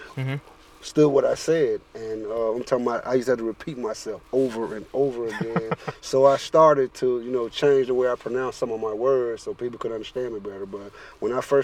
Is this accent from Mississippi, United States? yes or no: yes; Greenville, Mississippi, United States; now in Sumter, United States; I'm from Greenville, Mississippi, and it's in the Mississippi Delta, flatland, no hills